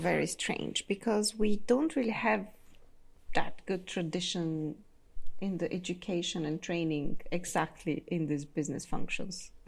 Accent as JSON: {"language": "English", "country": "Bulgaria", "moved": "yes", "lives_now": "Austria", "said": "I carry in myself both the Bulgarian and in now the Austrian side"}